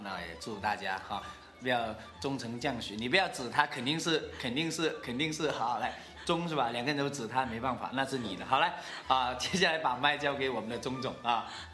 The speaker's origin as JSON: {"language": "Chinese", "region": "Guangdong", "country": "China", "said": "跟我们潮汕人也是差不多的"}